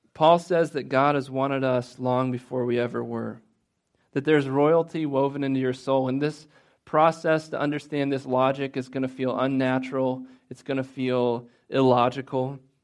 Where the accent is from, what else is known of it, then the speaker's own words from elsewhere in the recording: Midwest, United States; I'm guilty of being a Midwesterner